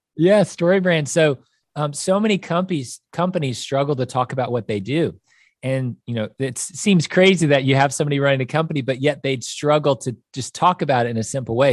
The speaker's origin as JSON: {"language": "English", "town": "Kansas City", "country": "United States", "tie": "born or raised there", "also_born_or_lived": "Chicago", "moved": "as an adult", "lives_now": "Nashville, United States", "said": "I grew up in Kansas City, and that's where I went to high school"}